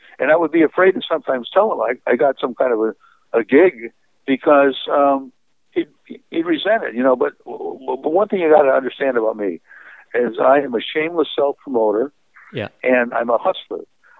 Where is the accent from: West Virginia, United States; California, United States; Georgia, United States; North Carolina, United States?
California, United States; I told him I was a writer from California.